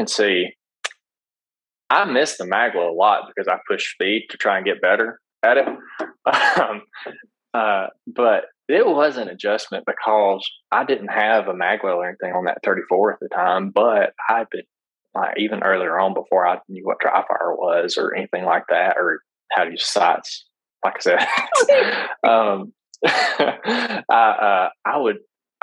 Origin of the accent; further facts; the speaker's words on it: Alabama, United States; I'm from Alabama.